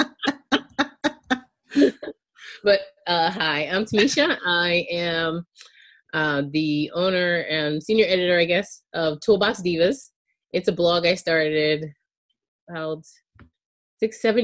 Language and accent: English; Charleston County, South Carolina, United States; I grew up in outside of Charleston County, in Charleston County, South Carolina